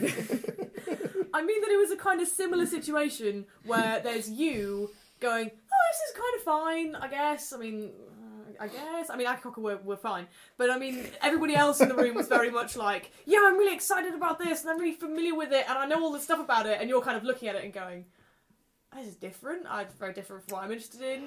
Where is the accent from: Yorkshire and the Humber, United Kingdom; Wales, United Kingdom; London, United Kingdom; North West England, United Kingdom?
Yorkshire and the Humber, United Kingdom; Leeds; I grew up in Leeds